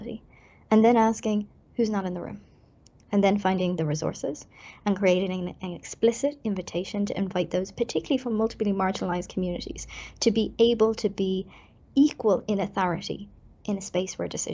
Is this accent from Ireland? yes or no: yes; Ireland; as an Irish person